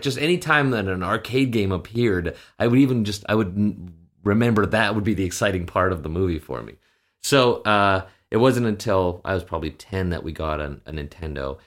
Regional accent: Edmonton, Alberta, Canada; moved away as an adult; also born or lived in Saskatchewan; now in Los Angeles, United States; when I was eight, we moved to Edmonton, Alberta, Canada, and that's where I basically, all my formative years were.

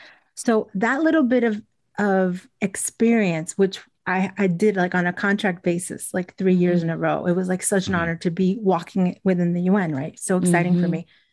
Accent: Elizabeth, New Jersey, United States; Because I grew up in New Jersey, in Elizabeth, and my family was from Cuba.

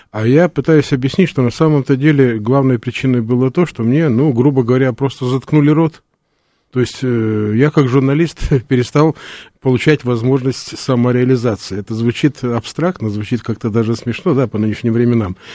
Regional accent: Odesa, Odesa Oblast, Ukraine; Ну, вы знаете, э, все-таки мы одесситы, и в данном случае Одесситу, как мне кажется, всегда свойственно некое умение предвидеть э, обстоятельства

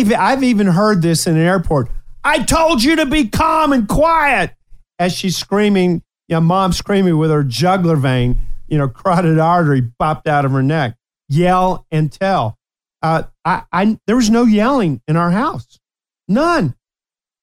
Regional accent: Ashland, Kentucky, United States; also born or lived in Appalachia; Before we moved to the big city, Ashland, Kentucky, which I love, my hometown of Ashland

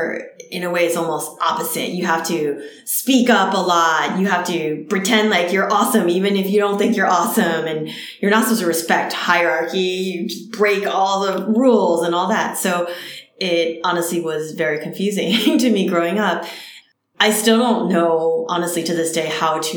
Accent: New Jersey, United States; first language Cantonese; English is a second language; moved away; also born or lived in California; I grew up in New Jersey and there were hardly any Asians in my town

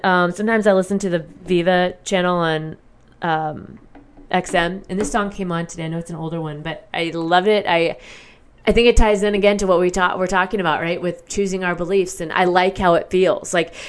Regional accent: Midwest, United States; I feel like I always say the vowels differently because of the way I grew up in the Midwest and we have very neutral, it seems, I don't know, the language.

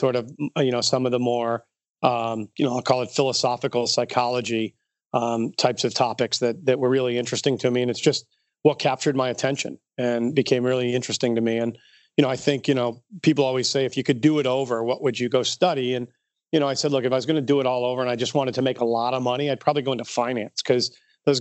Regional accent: North Country, New York, United States; also born or lived in Albany, New York; I grew up way up on the Canadian border, and we called it the North Country, and it was right literally on the Canadian border

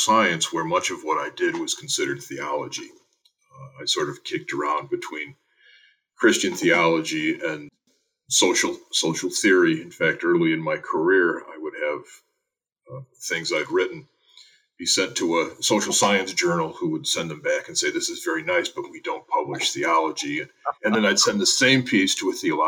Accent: Joliet, Illinois, United States; I grew up in Joliet, Illinois.

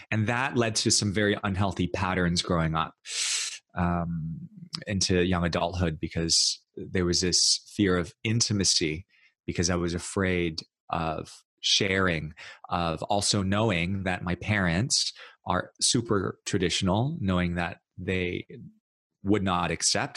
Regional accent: New York City, New York, United States; I grew up in New York City. I was actually born and raised in New York and and then in Brooklyn

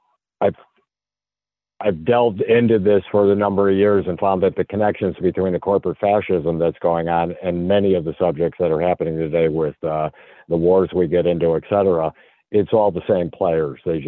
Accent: Chicago, Illinois, United States; I'm from Chicago, and I find myself investigating the corruption in Chicago

